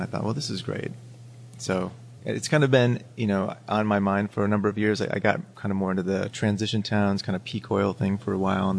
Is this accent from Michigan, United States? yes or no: yes; Detroit, Michigan, United States; now in Ann Arbor, United States; I grew up in the Detroit area. Right now I live in Ann Arbor.